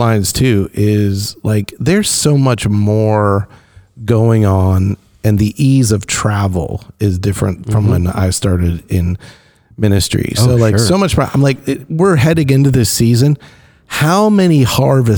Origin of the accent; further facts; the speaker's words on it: Western Pennsylvania, United States; I grew up in Western Pennsylvania